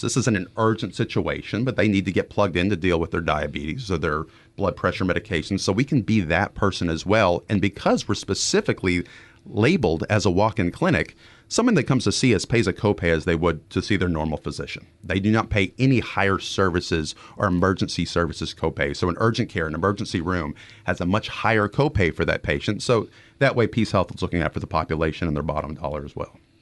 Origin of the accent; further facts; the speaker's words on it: Dallas-Fort Worth area, Texas, United States; I'm a Texan, born and raised in the Dallas-Fort Worth area